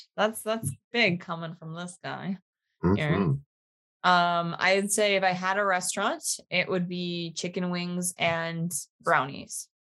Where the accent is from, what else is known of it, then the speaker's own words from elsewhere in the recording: Buffalo, New York, United States; now in New Jersey, United States; I grew up around Buffalo.